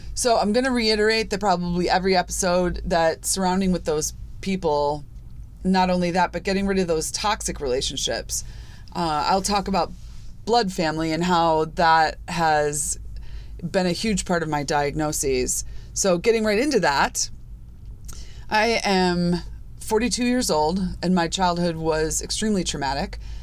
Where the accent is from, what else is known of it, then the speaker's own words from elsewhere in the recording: Chicago, Illinois, United States; I grew up in Chicago, I grew up in the suburbs of Chicago